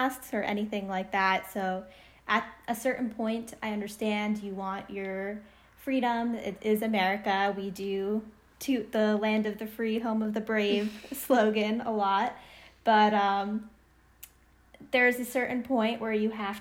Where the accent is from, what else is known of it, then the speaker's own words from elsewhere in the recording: Northeast, United States; We're both from the Northeast